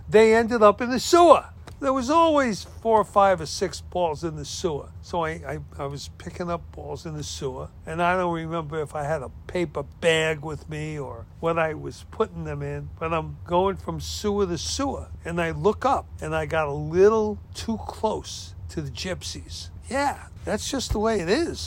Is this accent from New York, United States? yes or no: yes; New York City, New York, United States; also born or lived in Biloxi, Mississippi; When I grew up in Brooklyn, New York, there were pockets of everything.